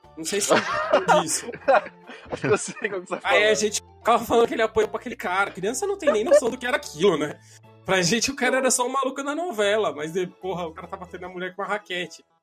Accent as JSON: {"language": "Portuguese", "region": "São Paulo", "country": "Brazil", "tie": "born or raised there", "said": "eu moro na região do Jaraguá, no Paulo"}